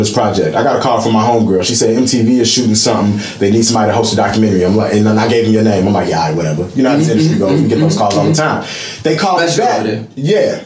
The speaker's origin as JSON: {"language": "English", "town": "Chicago", "region": "Illinois", "country": "United States", "said": "I come from the South Side, I'm a reporter on the South Side"}